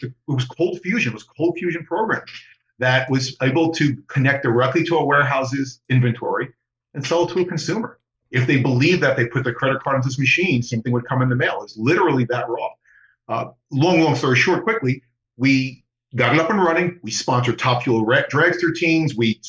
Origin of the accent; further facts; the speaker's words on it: New York, United States; which I never knew what that was as a New Yorker